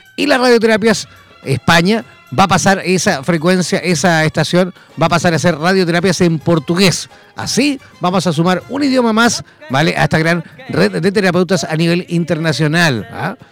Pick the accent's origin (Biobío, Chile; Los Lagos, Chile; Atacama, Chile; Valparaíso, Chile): Atacama, Chile; Copiapó; salí del Liceo de Música aquí en Copiapó